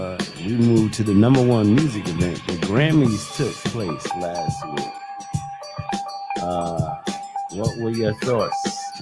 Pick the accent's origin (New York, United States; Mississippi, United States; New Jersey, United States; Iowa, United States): New York, United States; I grew up in New York